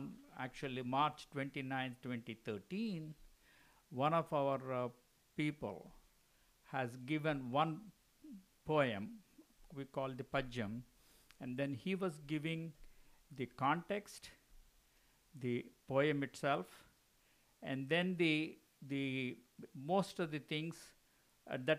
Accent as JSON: {"language": "English", "town": "Guntur", "region": "Andhra Pradesh", "country": "India", "tie": "born or raised there", "also_born_or_lived": "Chittoor / Madras", "said": "I grew up in Guntur, born in Chittur, grew up in Guntur"}